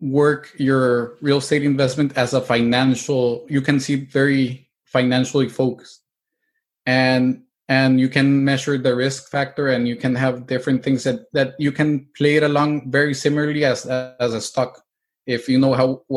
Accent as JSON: {"language": "English", "country": "El Salvador", "also_born_or_lived": "Mexico / Spain / Italy", "moved": "as an adult", "lives_now": "United States", "said": "I'm originally from El Salvador. My grandparents were Italians. So once I finished my high school, I got out of El Salvador."}